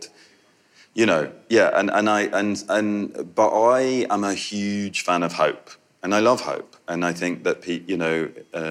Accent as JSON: {"language": "English", "region": "Yorkshire and the Humber", "country": "United Kingdom", "said": "I'm from Yorkshire"}